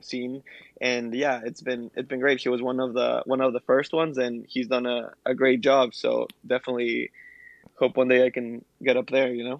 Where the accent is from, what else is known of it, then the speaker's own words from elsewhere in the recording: Ecuador; now in United States; I was a kid growing up in Ecuador